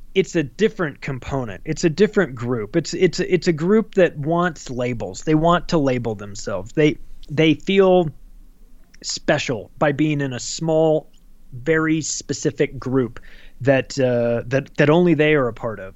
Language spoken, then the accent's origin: English; Palm Springs, California, United States; I grew up in Palm Springs, California, huge gay community